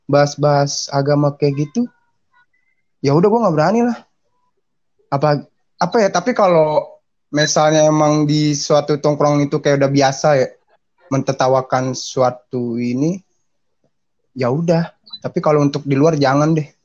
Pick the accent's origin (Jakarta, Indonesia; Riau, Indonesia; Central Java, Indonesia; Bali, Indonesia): Bali, Indonesia; gue orang Bali tapi beda maksudnya. Beda gimana ya? Enggak, Bali Balinya nggak mirip, maksudnya kayak malah kayak orang timur.